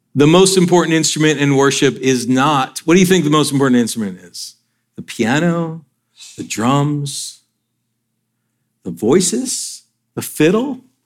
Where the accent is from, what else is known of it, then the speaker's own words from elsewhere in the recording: northern Georgia, United States; also born or lived in Michigan / Atlanta; We moved down to Georgia from from Michigan